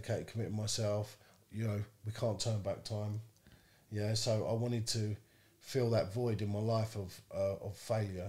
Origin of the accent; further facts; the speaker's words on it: London, United Kingdom; moved away as an adult; now in Northampton, United Kingdom; I come from London